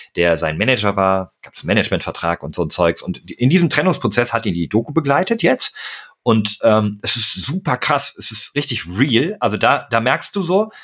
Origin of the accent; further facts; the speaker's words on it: Berlin, Germany; Ich bin ja eigentlich auch gebürtiger Berliner